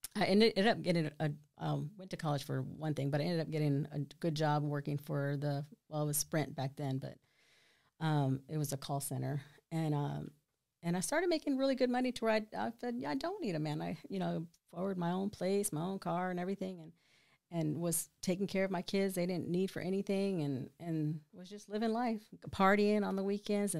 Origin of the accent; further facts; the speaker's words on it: Killeen, Texas, United States; I'm from here, born and raised